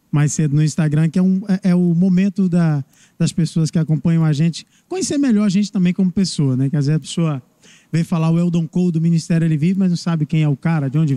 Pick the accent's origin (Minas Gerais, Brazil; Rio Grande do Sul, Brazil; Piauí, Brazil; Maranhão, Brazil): Maranhão, Brazil; Barra do Corda; Barra do Corda, Maranhão.